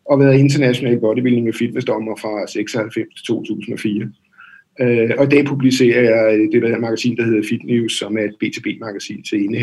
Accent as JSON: {"language": "Danish", "town": "Dragør", "region": "Capital Region of Denmark", "country": "Denmark", "tie": "born or raised there", "also_born_or_lived": "Copenhagen", "said": "i Drage oprindeligt, okay, ja. Øh, men har, har boet sådan i København det meste af mit voksne liv."}